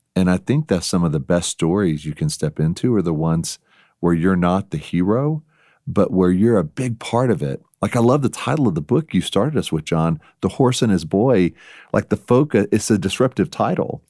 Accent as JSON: {"language": "English", "region": "Texas", "country": "United States", "accent": "Texas", "moved": "yes", "said": "my Texas past accent"}